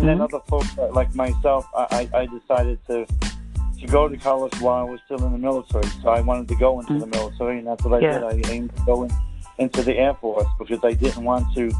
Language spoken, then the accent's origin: English; Hoboken, New Jersey, United States; I grew up in New Jersey, in Hoboken, New Jersey